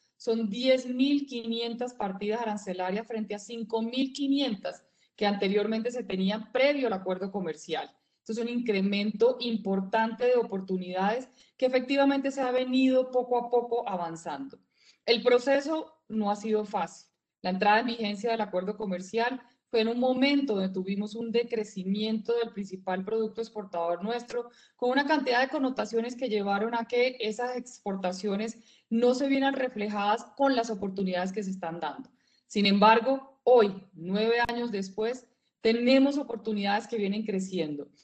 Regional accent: Colombia; todos somos hijos de Colombia

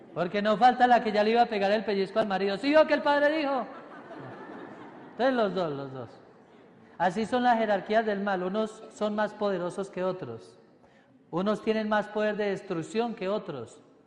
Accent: Paisa, Antioquia, Colombia; soy paisa y hablo mucho

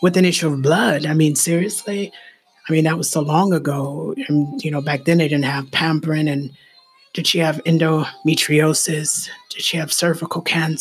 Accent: Ohio, United States; I'm from Ohio

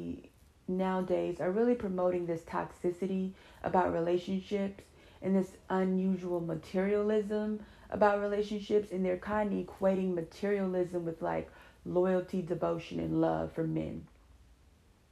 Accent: California, United States; I'm from California

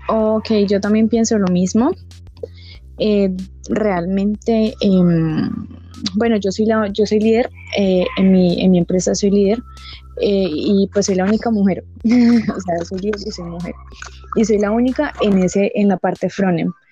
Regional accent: Colombia; aquí en Colombia, yo hablo pues de Colombia, eh, y en la ciudad en la que estoy

